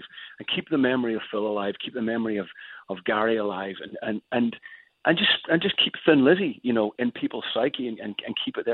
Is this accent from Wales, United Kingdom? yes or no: no; Northern Ireland, United Kingdom; now in Los Angeles, United States; as a kid growing up in Northern Ireland